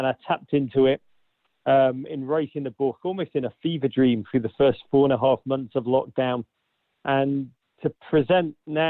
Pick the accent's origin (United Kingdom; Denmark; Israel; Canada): United Kingdom; Liverpool, North West England; now in United States; The reality is Liverpool, a magnificent city. But back in the 1980s, when I grew up, it was a time of darkness. The north of England, an industrial, proud